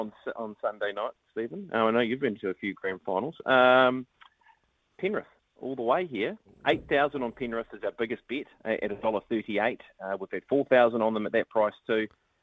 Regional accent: Hawke's Bay, New Zealand; Oh, gee. Well, I grew up in the Hawke's Bay

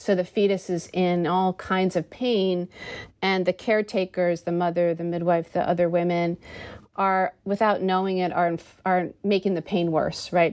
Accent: United States; being an American

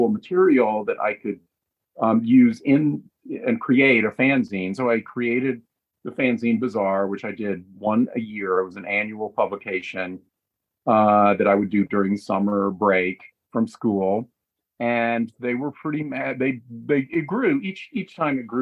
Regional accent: Asheville, North Carolina, United States; I grew up in Asheville, North Carolina.

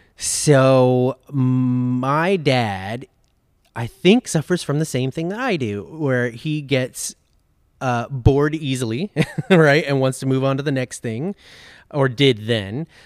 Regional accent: Los Angeles, California, United States; I grew up in Los Angeles. I was born and raised in Los Angeles

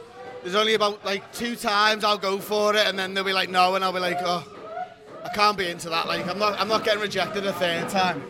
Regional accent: Liverpool, North West England, United Kingdom; we're from Liverpool.

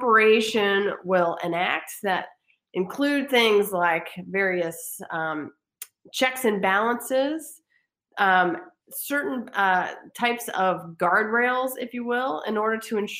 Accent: Virginia, United States; moved away as an adult; also born or lived in Washington, D.C. / Indiana; I returned back home to Virginia, which is my home state

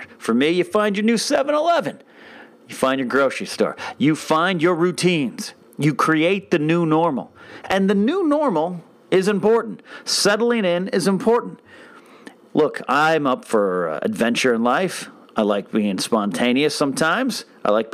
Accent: Arroyo Grande, California, United States; moved away as an adult; now in Los Angeles, United States; my hometown of Arroyo Grande, California, Pismo Beach area, California

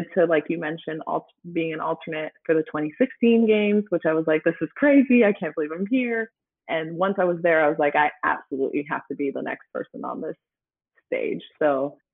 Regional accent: Canada; now in United States; I'm Canadian

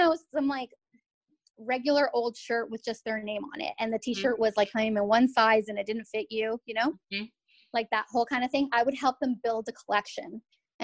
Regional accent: Southern California, United States; moved away as an adult; now in Massachusetts, United States; a Southern California girl

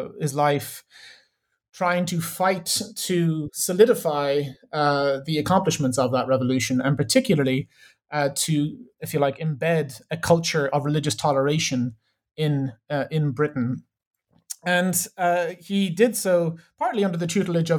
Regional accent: Ireland; also born or lived in Chicago; now in Exeter, United Kingdom; I'm from Ireland originally

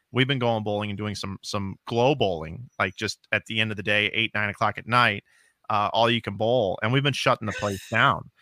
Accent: St. Louis, Missouri, United States; I'm from St. Louis, so I'm a Cardinal guy.

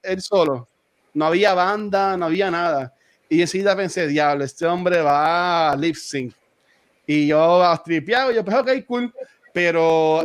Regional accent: Loíza, Puerto Rico; yo aquí, este me crié aquí en Villa de Loiza

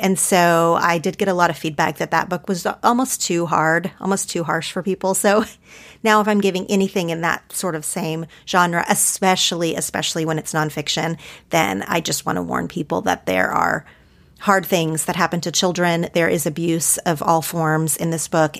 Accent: Oklahoma, United States; growing up in Oklahoma

